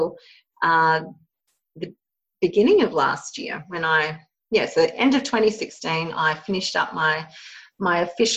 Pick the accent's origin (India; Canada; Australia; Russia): Australia; I've been born and bred here in Australia. And so I grew up in a really small country town in southern Australia